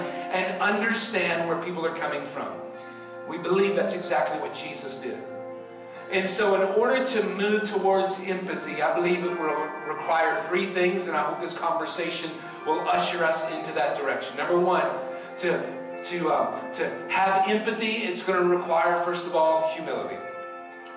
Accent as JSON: {"language": "English", "region": "the South", "country": "United States", "tie": "born or raised there", "said": "I grew up in the South in 1968"}